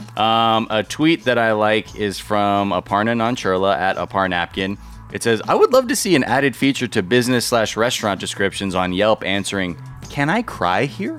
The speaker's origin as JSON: {"language": "English", "region": "California", "country": "United States", "tie": "born or raised there", "said": "Growing up in California"}